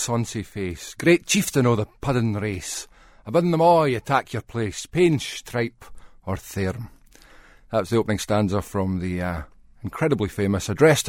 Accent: Edinburgh, Scotland, United Kingdom; I come from Edinburgh, Scotland

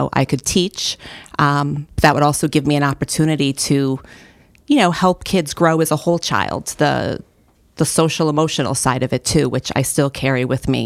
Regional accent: New Milford, Connecticut, United States; now in Waterbury, United States; So, uh, not in this area. I currently live in Waterbury. I've been there for about 15 years.

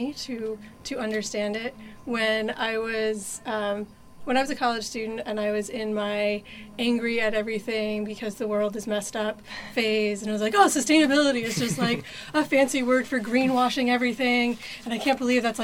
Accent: Berlin and Hopkinton, New Hampshire, United States; now in Brunswick, United States; I was born in Berlin, New Hampshire, and I grew up there and in Hopkinton, New Hampshire

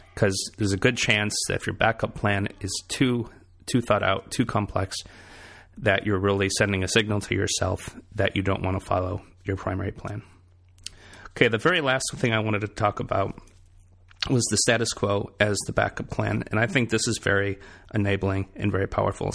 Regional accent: Michigan, United States; moved away as an adult; also born or lived in Boston; now in South Carolina, United States; from my hometown in Michigan

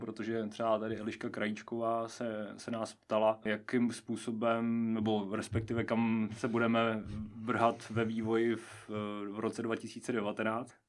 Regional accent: Nová Paka, Hradec Králové Region, Czechia; moved away as an adult; now in Pardubice, Czech Republic; z nové paky pocházím a hrdě se k ní hlásím

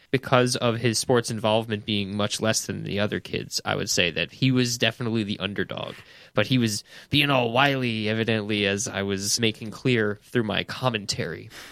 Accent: Woodstock, New York, United States; I grew up in Woodstock, New York

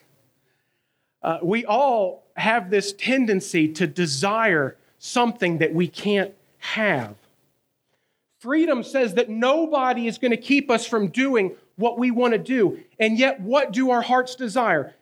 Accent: North Carolina, United States; accent: Southern; also born or lived in Cumberland, Maryland; From the South, North Carolina. I've lived there almost my entire life

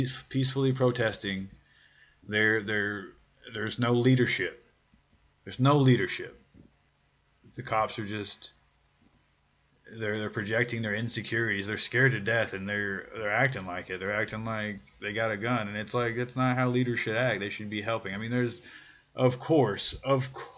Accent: Louisville, Kentucky, United States; I grew up in the south end of Louisville, and that is a lower middle class

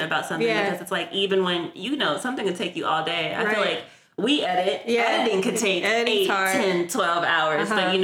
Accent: San Francisco, California, United States; I am born and raised in San Francisco, California

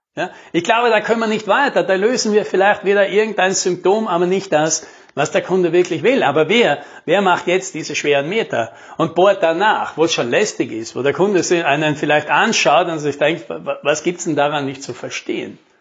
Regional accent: South Tyrol, Trentino-Alto Adige, Italy; bei uns in Südtirol

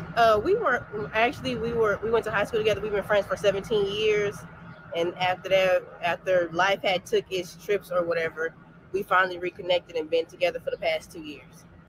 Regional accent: Las Vegas, Nevada, United States; moved away as an adult; also born or lived in Reno, Nevada; now in Atlanta, United States; I'm from Las Vegas, born and raised

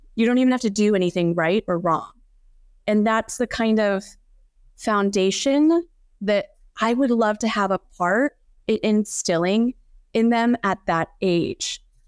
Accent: United States; I am Korean American and a woman

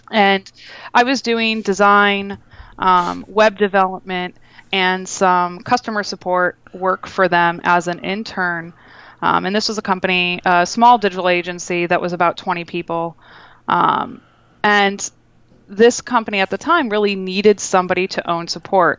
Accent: Toledo, Ohio, United States; now in Boston, United States; I'm originally from Toledo, Ohio

